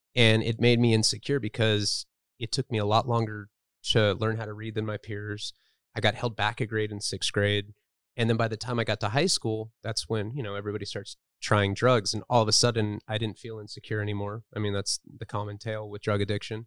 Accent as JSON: {"language": "English", "town": "Santa Barbara", "region": "California", "country": "United States", "tie": "born or raised there", "said": "I grew up in Santa Barbara, California"}